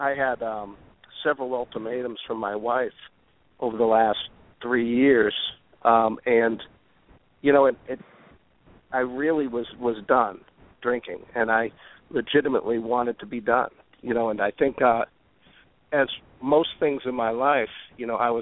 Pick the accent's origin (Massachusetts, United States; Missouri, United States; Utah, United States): Massachusetts, United States; North Shore of Boston; I grew up on the North Shore, a beautiful town north of the city